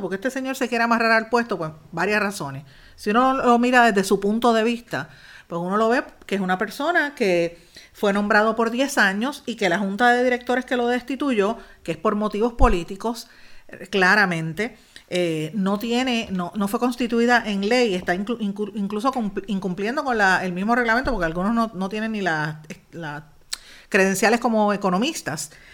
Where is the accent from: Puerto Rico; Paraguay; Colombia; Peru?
Puerto Rico; para nosotros como puertorriqueños